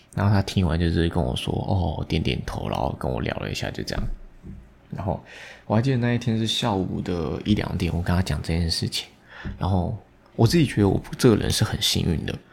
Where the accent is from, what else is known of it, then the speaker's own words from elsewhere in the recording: Taiwan; 我们台湾人